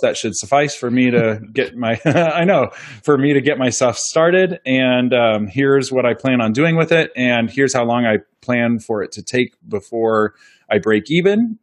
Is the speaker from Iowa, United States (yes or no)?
yes; Pleasant Hill, Iowa, United States; in Pleasant Hill, about a mile up the road from where I grew up